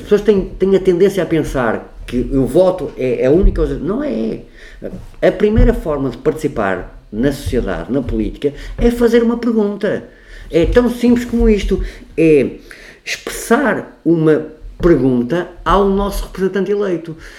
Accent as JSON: {"language": "Portuguese", "town": "Porto", "region": "Norte", "country": "Portugal", "tie": "born or raised there", "said": "nasci no Porto, tenho 55 anos"}